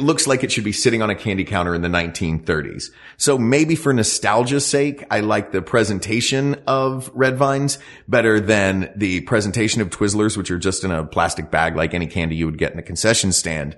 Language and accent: English; Knoxville, Tennessee, United States; moved away as an adult; now in West Coast, United States; I'm from Appalachia.